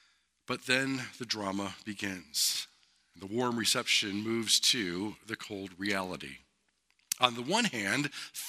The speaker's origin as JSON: {"language": "English", "country": "United States"}